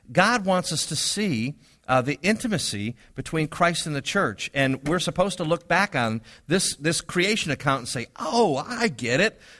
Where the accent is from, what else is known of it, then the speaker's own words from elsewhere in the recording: Milwaukee, Wisconsin, United States; I come down here from Milwaukee, Wisconsin, of all places, live in French Village apartments on Summer Avenue